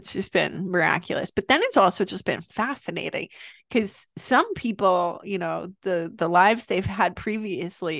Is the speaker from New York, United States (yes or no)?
yes; New York, United States; from New York and I'm Italian